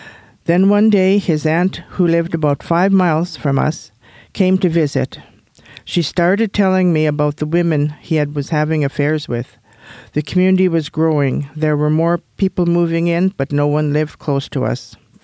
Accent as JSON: {"language": "English", "region": "Alberta", "country": "Canada", "tie": "born or raised there", "first_language": "Cree", "second_language": "English", "said": "was a hamlet of about 300 people, of which a majority were Aboriginal. When I started school in 1927, I couldn't speak English because our language spoken at the time was Cree."}